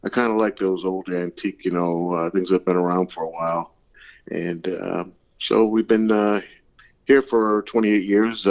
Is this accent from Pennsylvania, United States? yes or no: yes; Pennsylvania, United States; moved away; also born or lived in New England (near Boston); I grew up in Pennsylvania